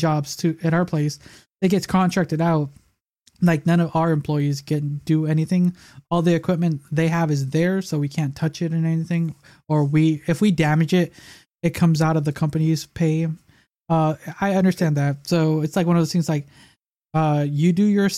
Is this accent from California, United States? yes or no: no; Chicago, Illinois, United States; we lived in the south side of Chicago